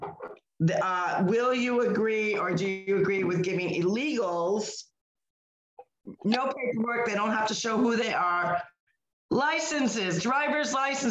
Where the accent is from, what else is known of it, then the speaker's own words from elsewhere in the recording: Northeast, United States; moved away as an adult; now in Florida, United States; we're from the Northeast. We lived in the Northeast all our lives.